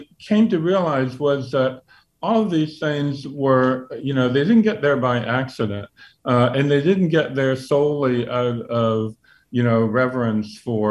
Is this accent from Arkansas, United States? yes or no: no; Virginia, United States; I grew up in Virginia